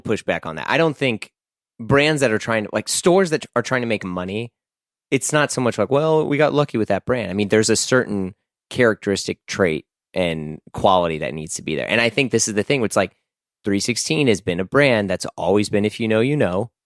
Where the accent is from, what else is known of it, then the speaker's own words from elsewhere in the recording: United States; just an American